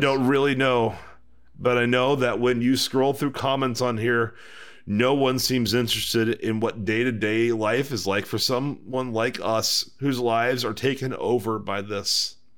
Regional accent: Houston, Texas, United States; as a Texan.

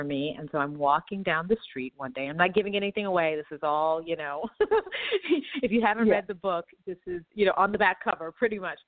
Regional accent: Texas, United States; me being Black American from Texas with these sort of civil rights activist parents

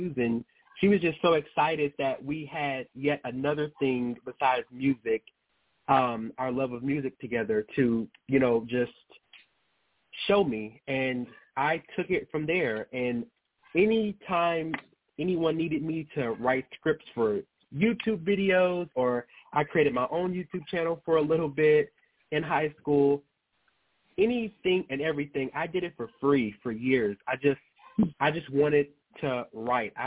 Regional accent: Baton Rouge, Louisiana, United States; also born or lived in Las Vegas, Nevada; now in Atlanta, United States; I actually was born and raised primarily in Louisiana, in Baton Rouge

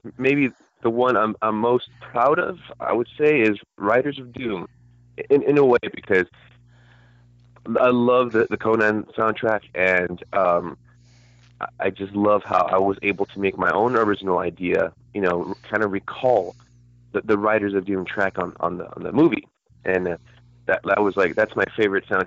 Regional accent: California, United States; I'm Californian

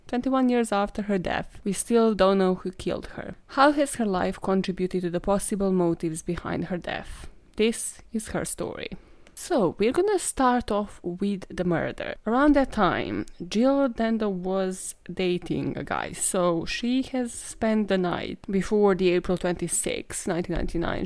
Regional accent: Serbia; moved away; I am from Serbia

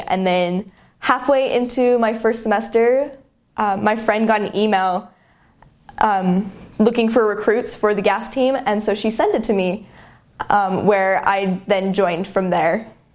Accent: Murray, Utah, United States; I'm from Murray, Utah. So just south of Salt Lake

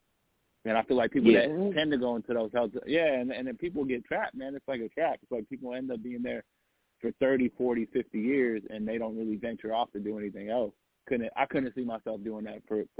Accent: Las Vegas, Nevada, United States; moved away as an adult; now in Los Angeles, United States; I'm full-blooded Egyptian. I grew up in Vegas

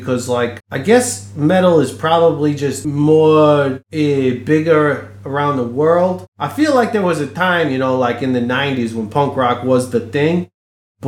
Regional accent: United States; growing up in America with the punk rock scene

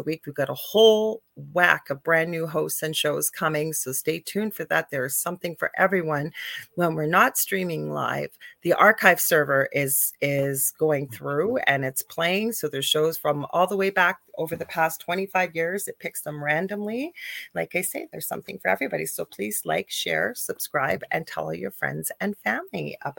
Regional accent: Canada; I'm a Canadian spiritual medium

